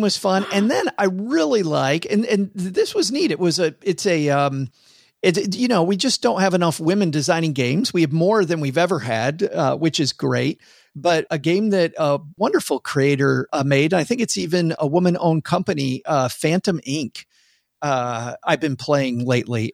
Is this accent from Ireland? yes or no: no; Midwest, United States; moved away; I'm from the Midwest